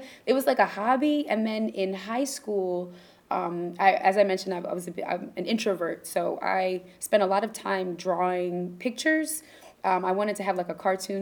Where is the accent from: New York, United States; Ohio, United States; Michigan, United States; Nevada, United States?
New York, United States; Ithaca; I grew up in Ithaca, New York